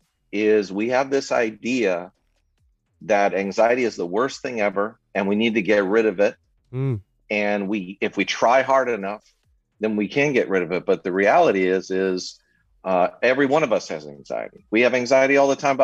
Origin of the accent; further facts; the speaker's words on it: Southern California, United States; I was born and raised in Southern California